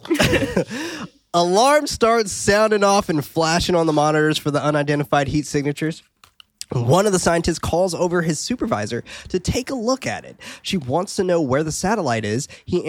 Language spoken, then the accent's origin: English; Australia; Yeah, see? Told you I'm Australian, dude.